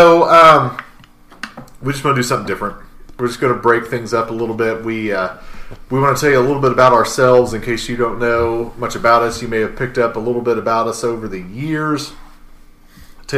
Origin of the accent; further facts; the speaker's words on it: Richmond, Indiana, United States; also born or lived in Muncie, Indiana / Bryant, Indiana; I'm originally from Richmond, Indiana